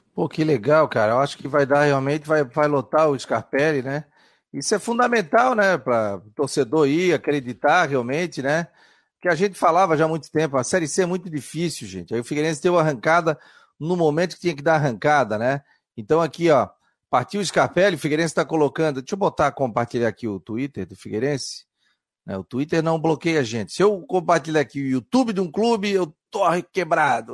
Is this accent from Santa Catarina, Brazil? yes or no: yes; Florianópolis, Santa Catarina, Brazil; eu nasci na Carlos Correia